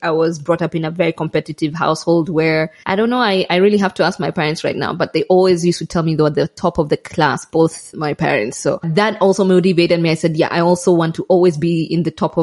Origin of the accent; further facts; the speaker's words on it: Kenya; moved away as an adult; now in Malawi; I grew up in Kenya. I did my primary. Yes, I did my primary, secondary and university in Kenya.